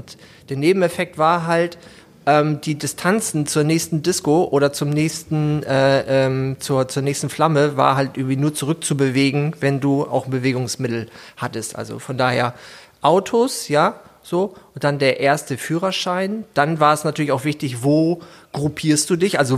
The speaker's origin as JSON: {"language": "German", "region": "Hamburg", "country": "Germany", "said": "Ähm, ich komme aus Hamburg und ähm, ich bin heute hier der Gast."}